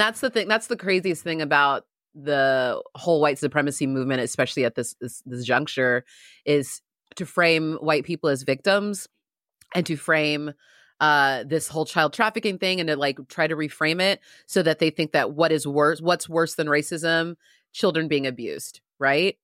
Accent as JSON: {"language": "English", "town": "San Diego", "region": "California", "country": "United States", "tie": "born or raised there", "said": "I grew up in San Diego"}